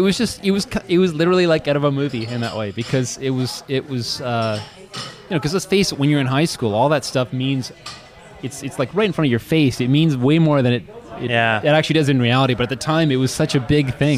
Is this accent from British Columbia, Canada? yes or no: no; Oshawa, Ontario, Canada; moved away; also born or lived in Kingston; growing up in Oshawa